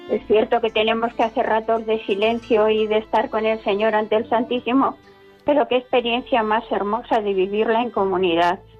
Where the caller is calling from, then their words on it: Madrid, Community of Madrid, Spain; Eh, soy una anónima de Madrid.